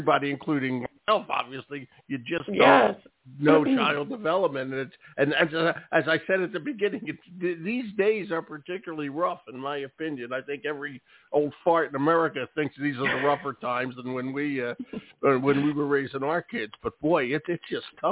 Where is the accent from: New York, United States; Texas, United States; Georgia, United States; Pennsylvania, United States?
Pennsylvania, United States; near Philadelphia; I grew up near where the blob ate the diner near Philadelphia